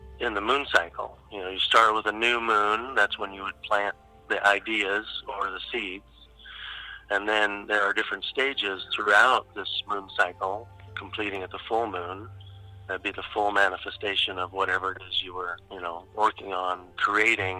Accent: Pacific Northwest, United States; I grew up in the Pacific Northwest.

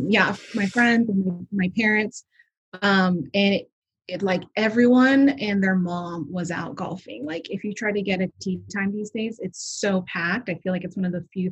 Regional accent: Orange County, California, United States; moved away as an adult; also born or lived in Evanston, Illinois / Los Angeles; now in San Francisco, United States; I was born and raised in Orange County

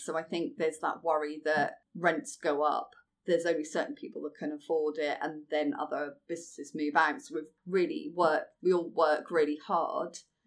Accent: Norfolk, close to Great Yarmouth, East of England, United Kingdom; now in London, United Kingdom; I'm from Norfolk originally, and from close to Great Yarmouth.

